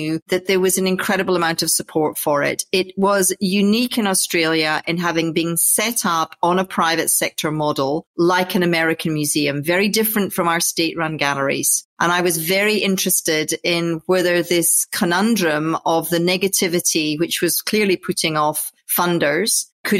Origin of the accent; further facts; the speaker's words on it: Orkney Islands, Scotland, United Kingdom; moved away; I grew up in the Orkney Islands, which is basically drive as far as you can to the north of Scotland and take a ferry.